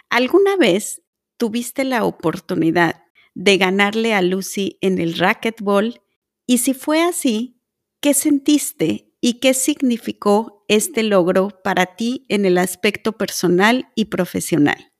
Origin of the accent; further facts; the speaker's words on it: Mexico; Nayana y yo somos mexicanas